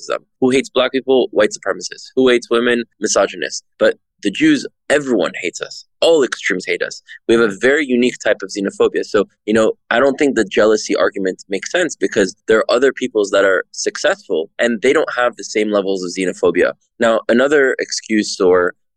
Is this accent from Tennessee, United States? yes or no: no; Miami, Florida, United States; moved away as an adult; also born or lived in France; now in Israel; I was born in France. I moved to Israel when I was 3, then to Miami when I was 5.